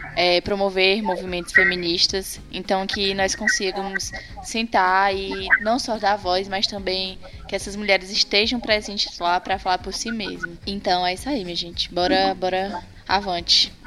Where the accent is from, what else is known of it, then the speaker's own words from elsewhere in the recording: Tauá, Ceará, Brazil; na minha cidade natal, que é Tauá, no Ceará